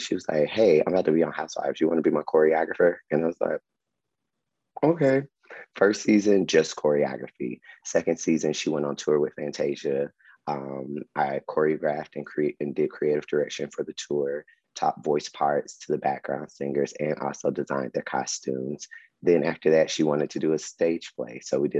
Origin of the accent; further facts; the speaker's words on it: Atlanta, Georgia, United States; and I was from Atlanta, so I could really I knew the little pockets of places where to like hang out